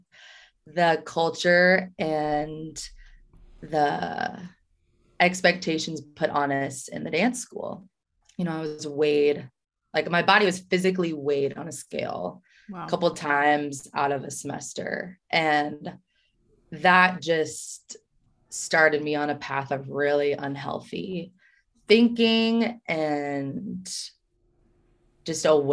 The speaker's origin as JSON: {"language": "English", "region": "Kansas", "country": "United States", "tie": "born or raised there", "also_born_or_lived": "Oklahoma City, Oklahoma", "moved": "as an adult", "lives_now": "Minnesota, United States", "said": "I'm from Kansas, born and raised"}